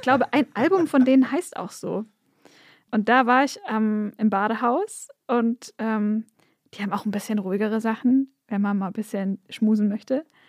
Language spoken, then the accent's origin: German; near Stuttgart, Baden-Württemberg, Germany; ich bin an der Nähe von Stuttgart aufgewachsen